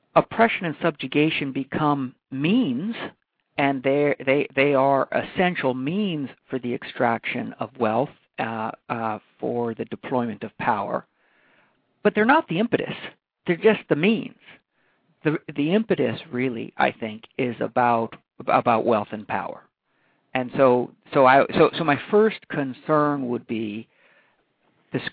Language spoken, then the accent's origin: English; Hawaii, United States; moved away; born and raised in Hawaii